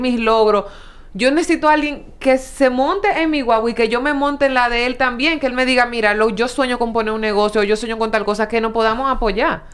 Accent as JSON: {"language": "Spanish", "region": "San Pedro de Macorís", "country": "Dominican Republic", "said": "yo soy de San Pedro"}